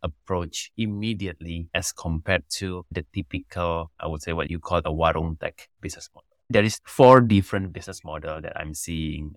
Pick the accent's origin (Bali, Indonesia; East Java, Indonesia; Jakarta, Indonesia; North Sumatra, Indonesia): East Java, Indonesia; Banyuwangi; also born or lived in Canada; I was born and raised in Indonesia